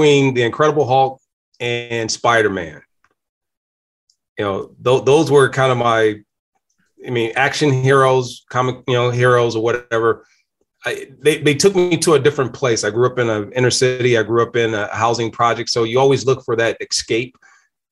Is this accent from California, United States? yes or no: no; Danville, Virginia, United States; moved away as an adult; now in Michigan, United States; I'm not originally from Michigan. I'm from Virginia. I came here in 1991 to Michigan after being drafted by Detroit Lions, but grew up in a small place called Danville, Virginia